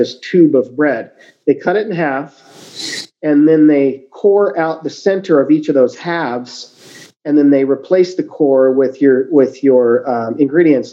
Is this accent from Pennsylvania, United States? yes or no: no; Great Falls, Montana, United States; also born or lived in Missoula, Montana; growing up in Great Falls in the 70s